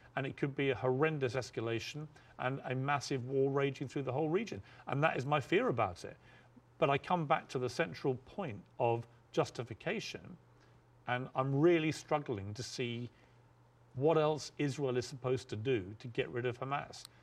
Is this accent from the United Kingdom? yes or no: yes; United Kingdom; moved away as an adult; now in United States; back in my home country of the UK